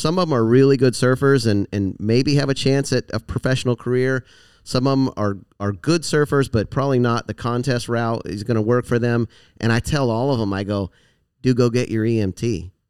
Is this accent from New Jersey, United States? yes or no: no; Florida, United States; moved away as an adult; also born or lived in California; I grew up here in Florida, went to, lived in California for ten years, went to college out there